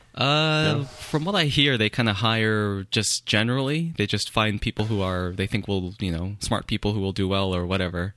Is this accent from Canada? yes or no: yes; Canada; I am Canadian